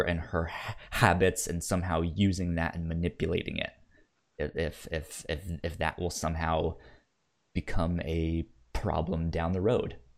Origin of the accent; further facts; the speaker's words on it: Virginia, United States; where I grew up in Virginia